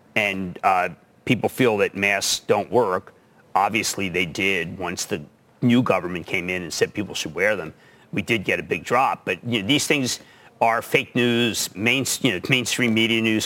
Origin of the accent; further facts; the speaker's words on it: Philadelphia, Pennsylvania, United States; I'm from Philadelphia